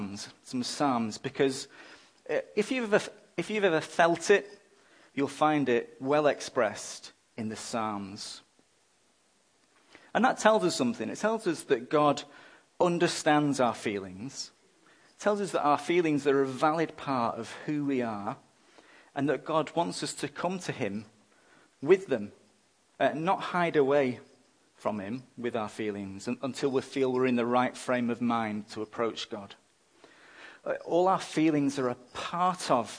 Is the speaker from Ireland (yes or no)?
no; England, United Kingdom; now in Australia; I'm an Englishman